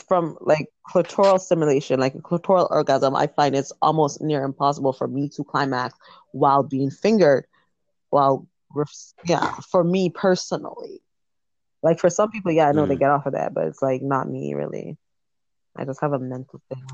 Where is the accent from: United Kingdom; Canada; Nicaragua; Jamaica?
Jamaica; I'm Jamaican